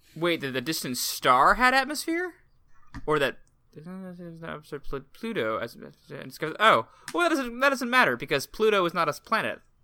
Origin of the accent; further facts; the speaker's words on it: Portland, Oregon, United States; my hometown, Portland